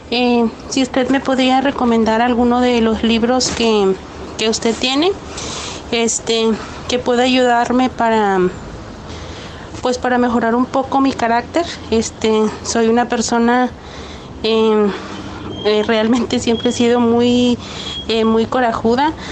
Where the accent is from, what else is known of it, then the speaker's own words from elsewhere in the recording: Guadalajara, Jalisco, Mexico; now in San Diego, United States; Soy de Guadalajara, pero vivo en San Diego, California.